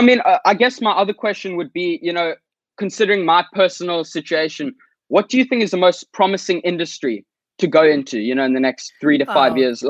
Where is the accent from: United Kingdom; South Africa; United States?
South Africa; So basically … I'm 15 years old and I'm from South Africa.